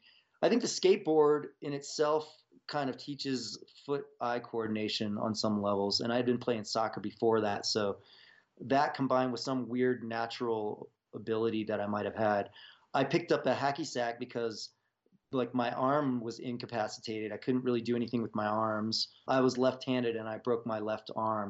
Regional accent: Virginia, United States; now in Boulder, Colorado, United States; I was growing up in Virginia

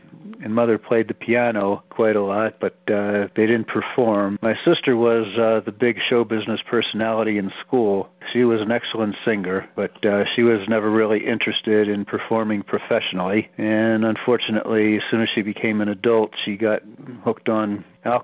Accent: Philadelphia, Pennsylvania, United States; I came from Philadelphia, PA, from a Jewish family

